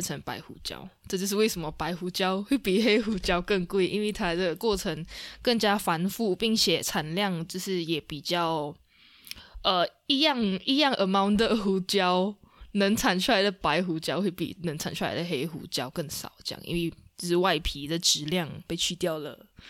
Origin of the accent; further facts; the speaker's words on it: Sarawak, Malaysia; 我们是来自沙拉越的赤道儿女